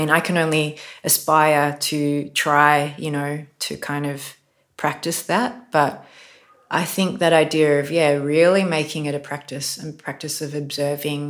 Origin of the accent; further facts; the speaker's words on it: Australia; I was born in Australia and I was taught colonial myths like so many people of my generation